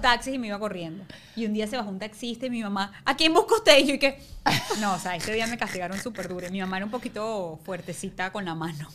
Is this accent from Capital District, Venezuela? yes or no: no; Ciudad Guayana, Bolívar, Venezuela; moved away as an adult; also born or lived in Caracas; vivía en Guayana